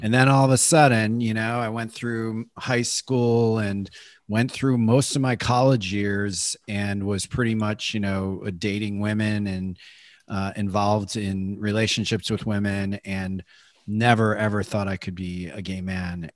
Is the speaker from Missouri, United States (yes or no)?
no; Chicago, Illinois, United States; moved away as an adult; also born or lived in Iowa / California; I grew up in Chicago